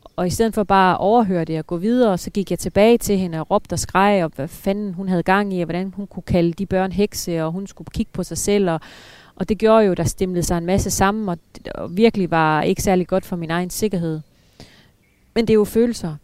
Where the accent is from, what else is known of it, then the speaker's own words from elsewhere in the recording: Denmark; moved away; hjemme i Danmark